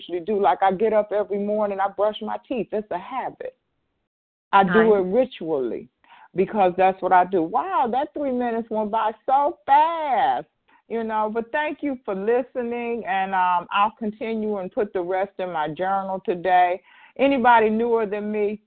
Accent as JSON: {"language": "English", "town": "Detroit", "region": "Michigan", "country": "United States", "said": "I'm from Michigan? But if I didn't, I am. Detroit, actually"}